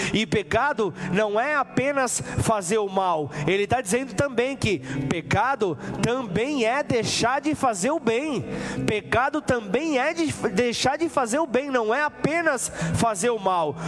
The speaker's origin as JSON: {"language": "Portuguese", "region": "São Paulo", "country": "Brazil", "moved": "as an adult", "lives_now": "Ribeirão Preto, Brazil", "said": "eu sou de São Paulo, São Paulo capital, uma megalópole"}